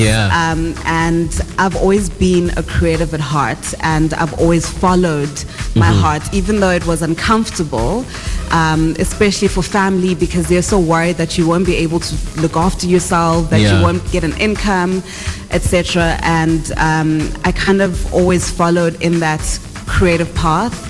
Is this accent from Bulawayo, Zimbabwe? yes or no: yes; Bulawayo, Zimbabwe; now in South Africa; I am from Ekasi, Koblawayo in Zimbabwe, a young girl who did not have dreams as big as what my life is today.